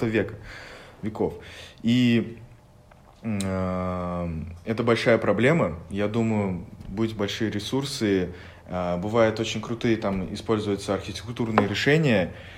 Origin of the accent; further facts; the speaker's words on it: Bashkortostan, Russia; now in Moscow, Russia; я из Республики Башкортостан